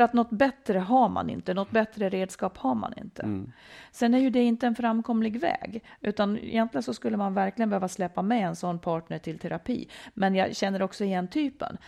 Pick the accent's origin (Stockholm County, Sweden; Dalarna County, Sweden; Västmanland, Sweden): Dalarna County, Sweden; jag kommer ifrån Dalarna, mycket skog omkring mig